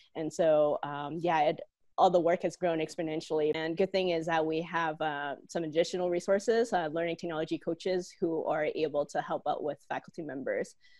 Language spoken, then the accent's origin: English; Hong Kong; now in Calgary, Canada; I'm originally from Hong Kong and used to be a student here at the University of Calgary.